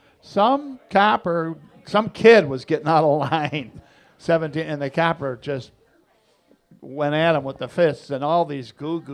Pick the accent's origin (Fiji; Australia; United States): United States; Chicago, Illinois; I grew up in Beverly